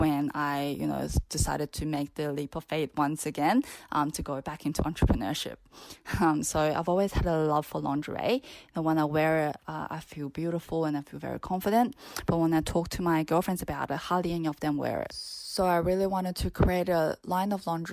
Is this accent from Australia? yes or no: yes; Adelaide, South Australia, Australia; moved away as an adult; now in Sydney, Australia; I grew up in Adelaide